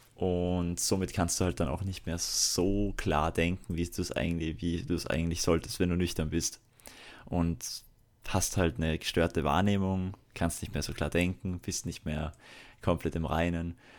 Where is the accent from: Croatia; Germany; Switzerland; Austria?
Austria; Salzburg; Deswegen bin ich ja Salzburger und kein Wiener